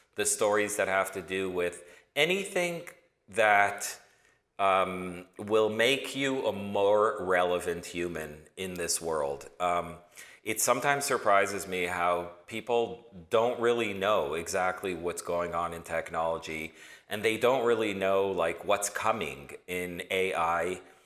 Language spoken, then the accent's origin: English; Toronto, Ontario, Canada; moved away as an adult; also born or lived in New York; originally born and raised in Toronto